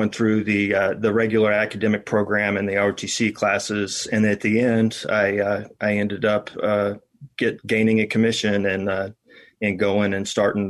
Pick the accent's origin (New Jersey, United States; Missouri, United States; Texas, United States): Texas, United States; Irving; moved away as an adult; now in Arlington, Virginia, United States; I grew up in Irving, and you know, went through high school there. I graduated in '90